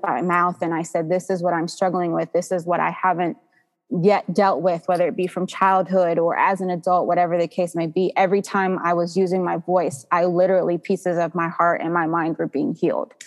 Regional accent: Georgia, United States; also born or lived in New Jersey; I am 32 years old. I was born in New Jersey, but I have been here in Georgia almost 30 years. So this is wow. this is home for me

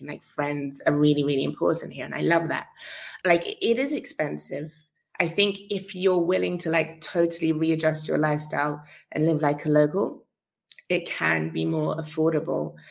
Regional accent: London, United Kingdom; I was born in London, um, but both my folks are from Grenada

